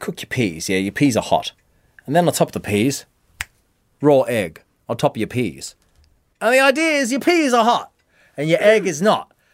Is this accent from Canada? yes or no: no; Australia; now in Tokyo, Japan